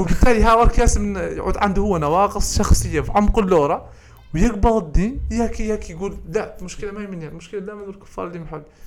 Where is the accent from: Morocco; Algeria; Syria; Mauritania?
Mauritania; احنا الموريتانيين